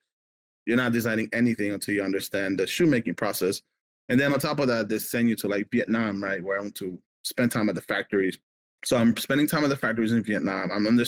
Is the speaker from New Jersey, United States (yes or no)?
no; Miami, Florida, United States; moved away as an adult; also born or lived in Nicaragua / California / Oregon; when I was a kid in Nicaragua or when I grew up in Miami